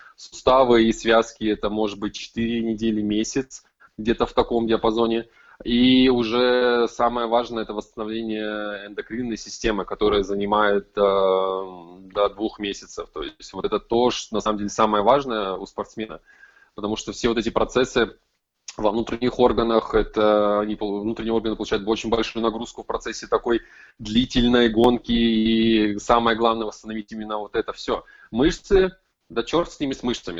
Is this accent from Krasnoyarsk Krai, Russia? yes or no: yes; Krasnoyarsk, Krasnoyarsk Krai, Russia; я из Красноярска, из Сибири